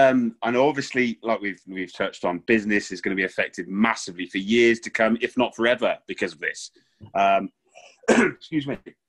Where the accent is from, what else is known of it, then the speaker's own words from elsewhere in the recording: Gloucester, South West England, United Kingdom; accent: Gloucestershire; you might be able to tell from my accent, and I almost had a bet with Dom that I was going to try and not mention Gloucester tonight